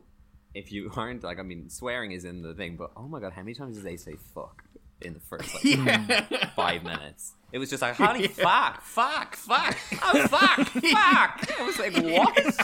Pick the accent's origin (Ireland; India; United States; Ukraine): Ireland; Dublin, Leinster; accent: Dublin; now in Australia; Dublin, Dublin, Dublin, Dublin. I'm from Dublin.